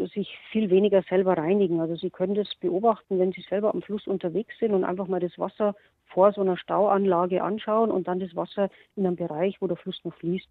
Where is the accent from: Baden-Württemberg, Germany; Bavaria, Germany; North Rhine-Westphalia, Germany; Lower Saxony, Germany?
Bavaria, Germany; bei uns in Bayern